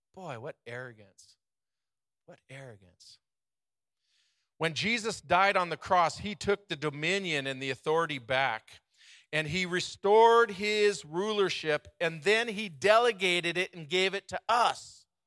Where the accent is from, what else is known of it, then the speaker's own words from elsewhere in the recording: United States; We grew up in America